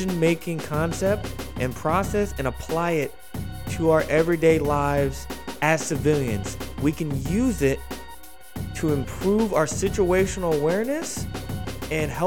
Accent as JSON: {"language": "English", "town": "Philadelphia", "region": "Pennsylvania", "country": "United States", "moved": "yes", "lives_now": "Houston, United States", "said": "I'm from Philadelphia originally, so I live in Houston, but I'm from Philadelphia."}